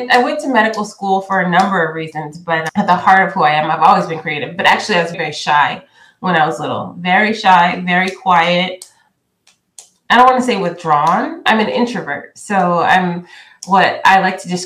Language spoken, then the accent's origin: English; California, United States; I grew up in California because that's where my father relocated after college